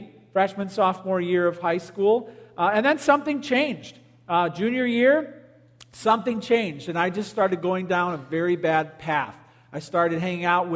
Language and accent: English; Palos, Illinois, United States; I grew up in Palos, went to Stagg High School.